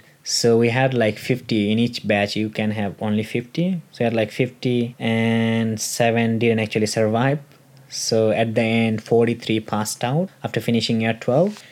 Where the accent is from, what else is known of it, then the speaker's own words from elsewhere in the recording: Bangladesh; moved away as an adult; now in Tasmania, Australia; i was studying back in my home country at university